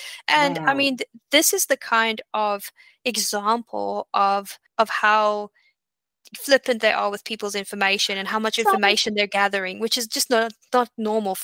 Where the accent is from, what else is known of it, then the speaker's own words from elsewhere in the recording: South Africa; moved away as an adult; also born or lived in Australia; I come from South Africa at that point. South Africa, living in South Africa is very different from Australia